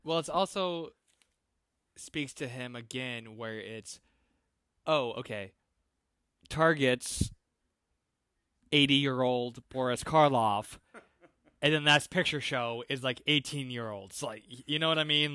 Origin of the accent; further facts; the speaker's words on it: Iowa, United States; I grew up in Iowa, like, small towns